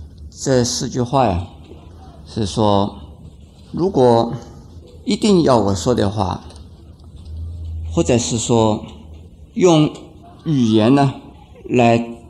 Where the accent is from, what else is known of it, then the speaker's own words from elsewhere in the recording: China; 很多人，特别是我们中国人呢，讲马马虎虎。